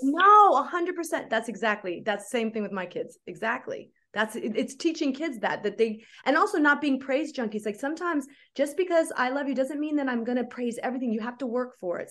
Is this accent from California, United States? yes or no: yes; Oakland, California, United States; moved away as an adult; also born or lived in Berkeley, California / Los Angeles, California; I grew up doing theater in the Bay Area. I'm from Oakland